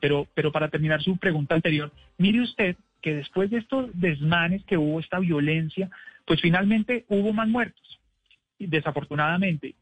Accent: Bogotá, Colombia; somos los bogotanos

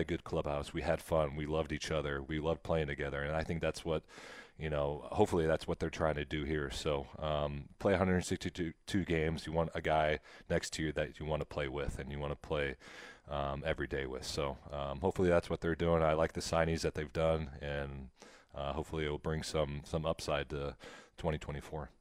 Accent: Nebraska, United States; now in Kansas City, United States; I grew up in Nebraska

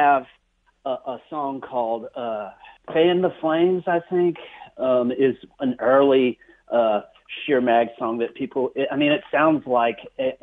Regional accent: Alabama, United States; here in my home state of Alabama

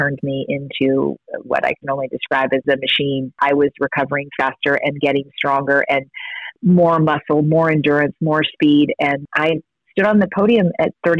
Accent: Kentucky, United States; I grew up in Kentucky

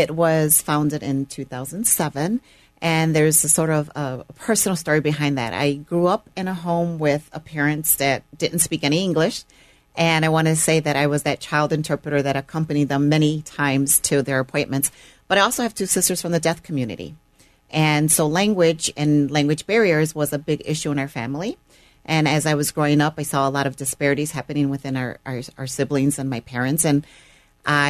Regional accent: Chicago, Illinois, United States; also born or lived in Puerto Rico; we grew up in the Chicagoland area our entire life

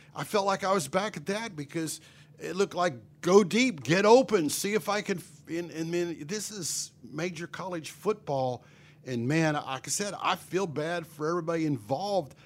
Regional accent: Pennsylvania, United States; moved away as an adult; now in Bryan-College Station, United States; I grew up in Pennsylvania.

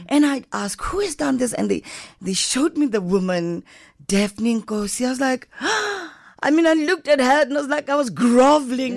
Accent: Johannesburg, Gauteng, South Africa; I wanna be part of the Diep Kloof house because I come from Diep Kloof

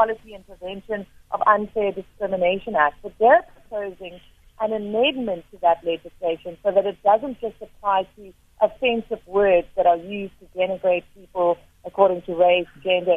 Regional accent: South Africa; as a South African

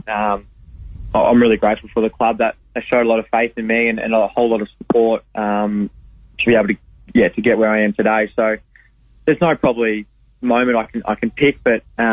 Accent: Croydon, Victoria, Australia; moved away; Croydon's about 10 minutes out of Warrnambool in southwest Victoria. So I grew up there and played all my footy out there

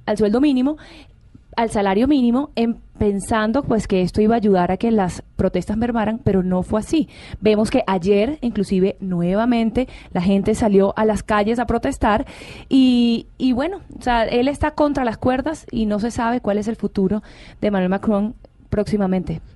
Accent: Venezuela; yo como venezolana

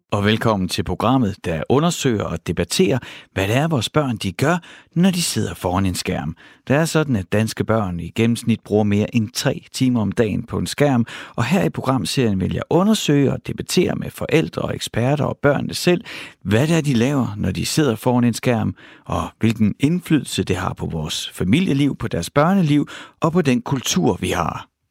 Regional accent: Horsens, Central Denmark Region, Denmark; Jeg er vokset op i Horsens, mm. i Mimersgade

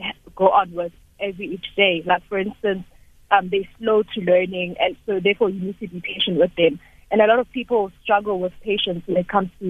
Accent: Izingolweni, KwaZulu-Natal, South Africa; moved away as an adult; now in Johannesburg, South Africa; I was born and bred in Isingolweni, and I came to Joburg because of studying.

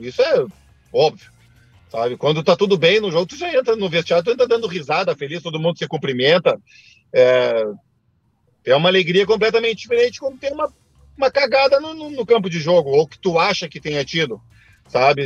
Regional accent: Rio Grande do Sul, Brazil; Eu, enquanto gaúcho

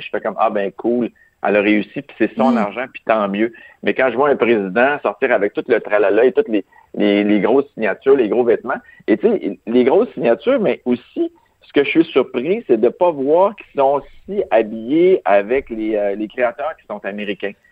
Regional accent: Quebec, Canada; je suis italien, québécois

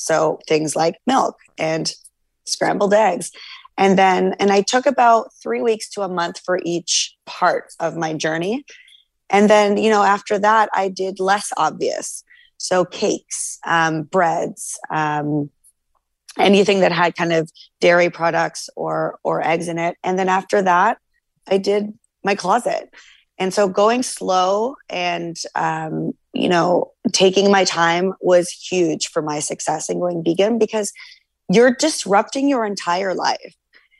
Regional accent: Canada

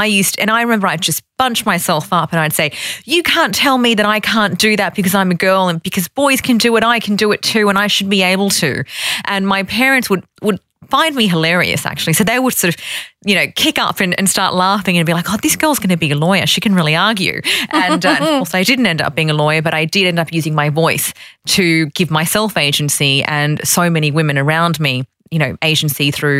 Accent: Sydney, New South Wales, Australia; also born or lived in Fiji; I grew up in Sydney. I was born in Fiji and I was brought here when I was one. So I'm very much a Sydney-sider.

